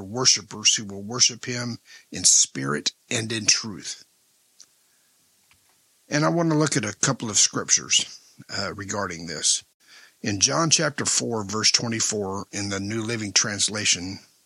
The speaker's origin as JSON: {"language": "English", "town": "El Paso", "region": "Texas", "country": "United States", "tie": "born or raised there", "said": "when I was a kid growing up in El Paso, Texas"}